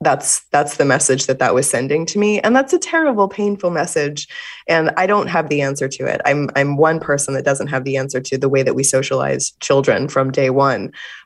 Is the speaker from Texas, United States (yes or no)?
yes; Fort Worth, Texas, United States; And I grew up in Fort Worth, Texas, where homecoming was a big deal.